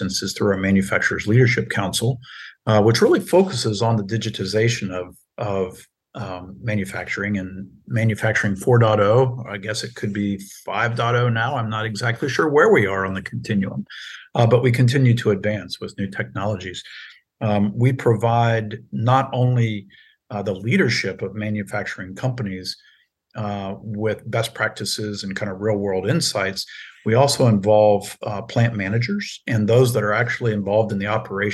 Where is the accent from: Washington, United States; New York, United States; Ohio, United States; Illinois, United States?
Ohio, United States; Circleville; moved away; my hometown of Circleville, Ohio